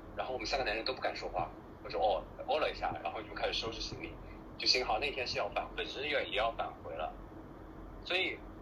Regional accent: Wenzhou, Zhejiang, China; 在我们家乡，就是温州

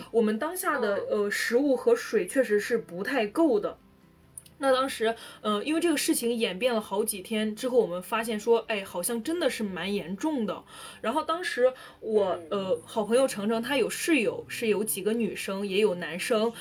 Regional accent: northern China, China; 我是一个北方人，我在过年过节就是一定要有饺子的

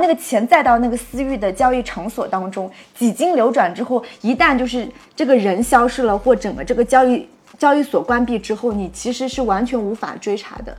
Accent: Nantong, Jiangsu, China; moved away; 我们老家南通

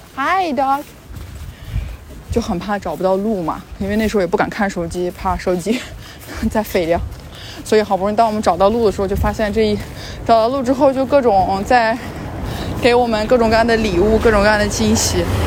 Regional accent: China; 我是来自中国

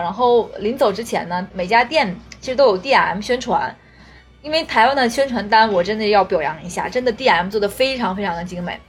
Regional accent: Northeast China, China; 尤其我们东北的嗓门儿非常大

